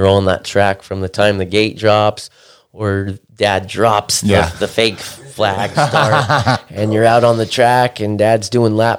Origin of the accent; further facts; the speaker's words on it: Corona, California, United States; also born or lived in Huntington Beach, California / Quail Valley, California; I grew up in Corona from the time I was like 5 years old to the day seventh grade got out